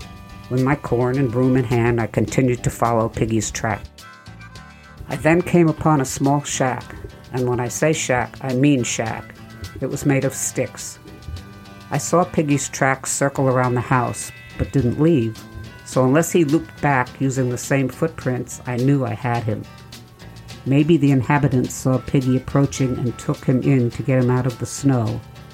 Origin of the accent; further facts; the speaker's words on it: New York, United States; I'm from New York, so the cold doesn't bother me.